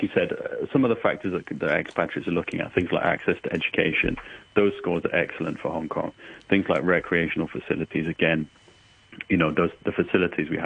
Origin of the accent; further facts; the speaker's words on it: United Kingdom; as a Brit